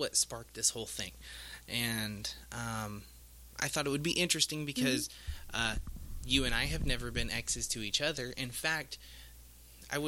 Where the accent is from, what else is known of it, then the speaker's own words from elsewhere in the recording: Indiana, United States; We're from Indiana